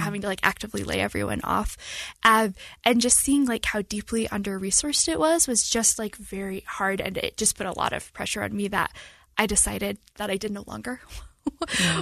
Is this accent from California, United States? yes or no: no; Salt Lake County, Utah, United States; also born or lived in Pacific Northwest / Cache Valley, Utah; I grew up in Salt Lake County